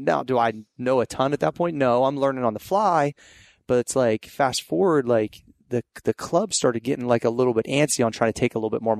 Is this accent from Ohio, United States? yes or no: yes; Steubenville, Ohio, United States; Yeah, like Southeast Ohio. Okay. I'm from the Steubenville, Caddis, like Ohio Valley area.